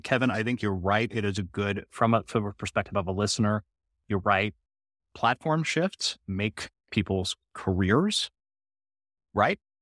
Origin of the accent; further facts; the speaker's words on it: Canada; I'm a Canadian who loves America